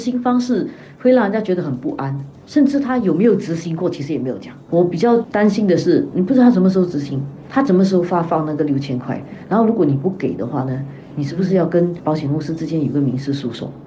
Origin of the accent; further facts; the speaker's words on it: Singapore; 我们新加坡人